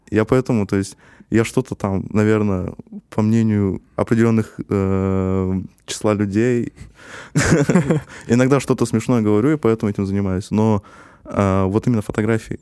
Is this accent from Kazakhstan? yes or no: yes; Kazakhstan; я есть казах